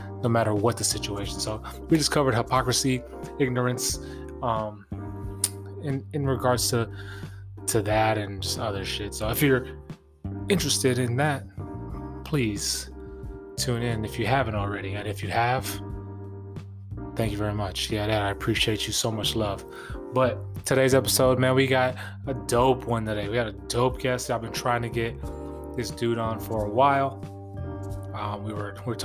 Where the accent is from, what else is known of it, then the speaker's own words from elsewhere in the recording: San Diego, California, United States; my hometown of San Diego, California